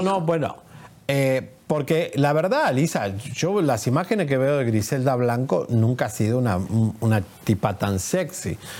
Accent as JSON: {"language": "Spanish", "country": "Argentina", "said": "soy argentino"}